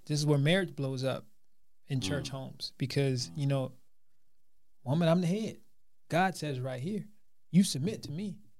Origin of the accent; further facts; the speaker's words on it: United States; I'm American.